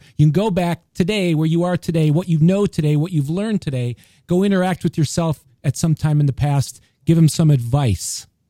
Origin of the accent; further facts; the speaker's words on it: Rockford, Illinois, United States; You don't have to be from Rockford, Illinois, my hometown, to love ….